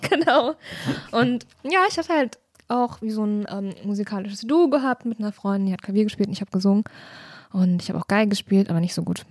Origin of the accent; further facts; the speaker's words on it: near Erfurt, Thuringia, Germany; moved away as an adult; also born or lived in Leipzig; ich habe ganz viel meiner Jugend in der Regionalbahn verbracht, Na. weil das ist auf jeden Fall das, was man dann halt so macht, am Wochenende nach Erfurt fahren oder auch mal nach Jena oder nach Weimar